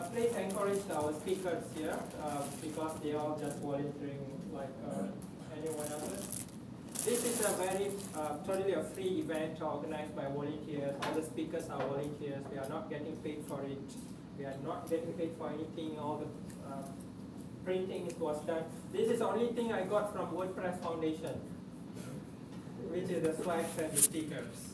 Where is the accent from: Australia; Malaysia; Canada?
Malaysia; Uh, I'm Malaysian